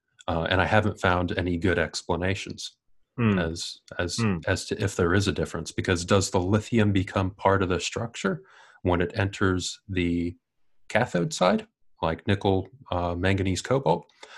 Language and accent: English; Ohio, United States; accent: American; moved away as an adult; now in Wellington, New Zealand; I do have an American accent. I'm originally from Ohio. I came to New Zealand about 2003, and it was originally just for a holiday. I stayed for a year, came back to the U.S.